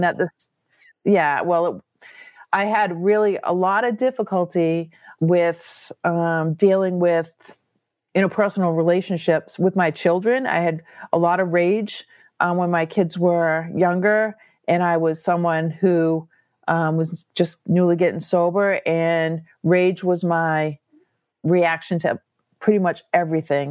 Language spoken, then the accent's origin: English; Massachusetts, United States; I'm from Massachusetts